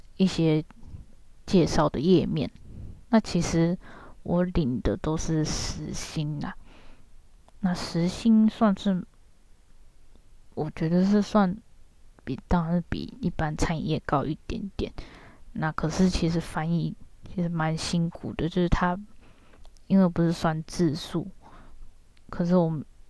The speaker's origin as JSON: {"language": "Chinese", "country": "Taiwan", "moved": "as an adult", "lives_now": "Japan", "said": "跟我同样是台湾人的一个姐姐"}